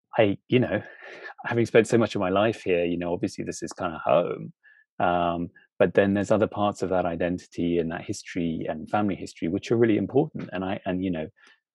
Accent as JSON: {"language": "English", "country": "United Kingdom", "tie": "born or raised there", "said": "having kind of grown up in Britain"}